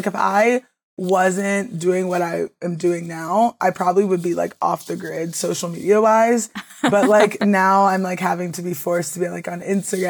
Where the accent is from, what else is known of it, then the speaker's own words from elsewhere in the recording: Maryland, United States; And I originally got into it just because I'm from the Eastern Shore of Maryland.